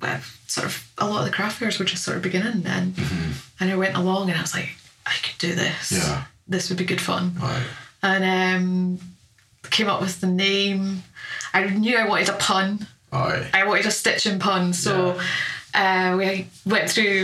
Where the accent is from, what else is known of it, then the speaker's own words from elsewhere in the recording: Falkirk, Scotland, United Kingdom; moved away as an adult; now in Aberdeen, United Kingdom; I'm from Falkirk in the Central Belt.